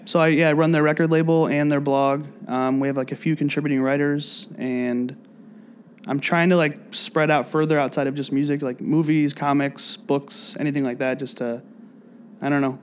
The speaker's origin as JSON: {"language": "English", "town": "South Bend", "region": "Indiana", "country": "United States", "also_born_or_lived": "Ecuador", "moved": "as an adult", "lives_now": "Chicago, United States", "said": "I'm originally from Northern Indiana, so like an hour and a half away from here"}